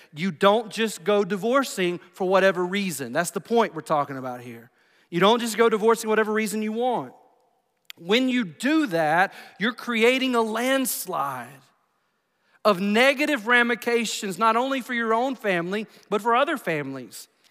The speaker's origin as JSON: {"language": "English", "country": "United States", "said": "I'm from Bibb County."}